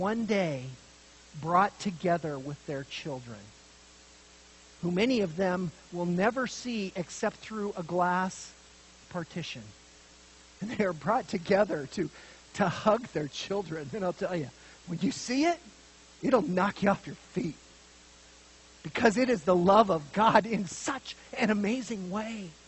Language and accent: English; Montana, United States; also born or lived in Idaho; When I grew up in Montana and Idaho, drunken driving was the norm